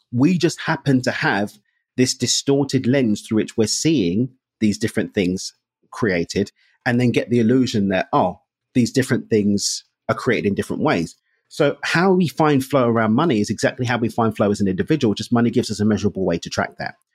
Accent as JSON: {"language": "English", "region": "England", "country": "United Kingdom", "moved": "as an adult", "lives_now": "Mexico", "said": "I'm English"}